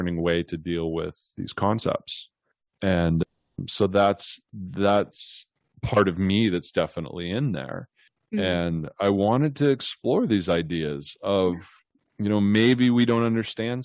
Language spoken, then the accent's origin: English; the Northwest, Pacific Northwest, United States; now in California, United States; I grew up in the Northwest where, you know, you're very close to nature and rural areas.